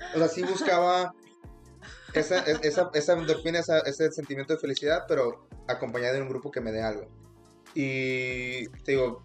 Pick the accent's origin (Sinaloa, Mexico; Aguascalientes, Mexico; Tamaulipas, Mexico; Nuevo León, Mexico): Nuevo León, Mexico; Monterrey; moved away; yo soy original de Monterrey